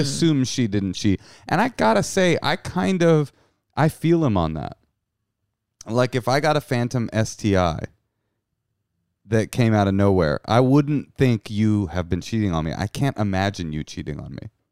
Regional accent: Bay Area, California, United States; also born or lived in New York City; now in Los Angeles, United States; I grew up in the Bay Area

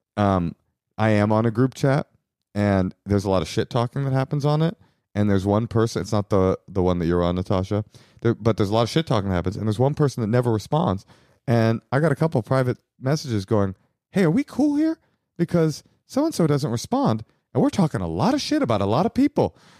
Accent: Bay Area, California, United States; I was raised in the Bay Area

